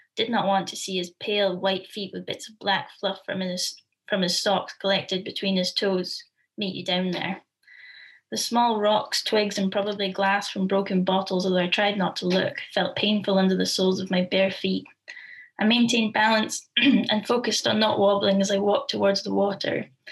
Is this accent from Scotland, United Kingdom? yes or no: yes; Forfar, Scotland, United Kingdom; my hometown of Forfar